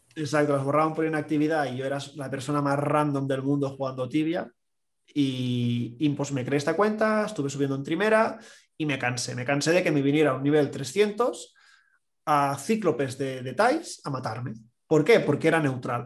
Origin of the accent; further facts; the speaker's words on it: Catalonia, Spain; como buen catalán